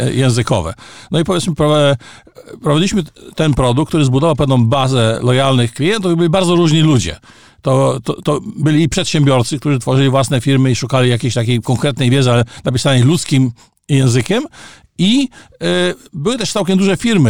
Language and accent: Polish; Poland; moved away as an adult; also born or lived in Canada / Gdańsk; Ja wyjechałem z Polski w 1981 roku i stan wojenny zastał mnie za granicą czyli konkretnie w Kanadzie